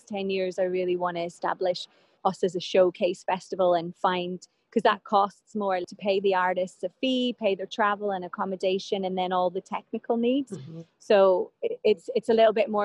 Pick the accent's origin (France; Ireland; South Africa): Ireland; as Irish people, we're kind of friendly